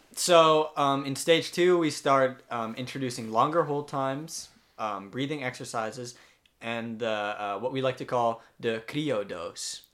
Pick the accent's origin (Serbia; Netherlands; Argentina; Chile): Netherlands; Amsterdam, North Holland; moved away as an adult; also born or lived in United States; I'm from Amsterdam, the Netherlands